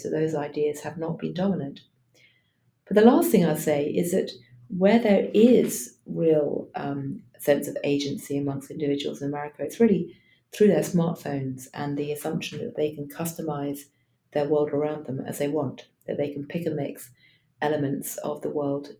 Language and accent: English; London, United Kingdom; now in New York, United States; I live in New York, I'm often in Washington and San Francisco, but I was born originally in London.